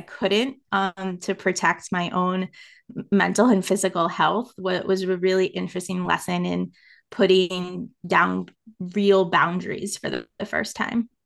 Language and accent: English; United States; accent: American; moved away as an adult; I am American